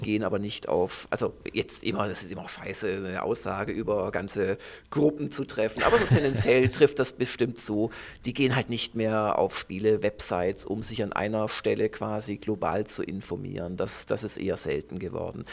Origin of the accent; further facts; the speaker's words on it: Stuttgart, Baden-Württemberg, Germany; moved away as an adult; also born or lived in Munich; Obwohl ich aus Süddeutschland komme, also ich komme aus dem Schwäbischen, aus Stuttgart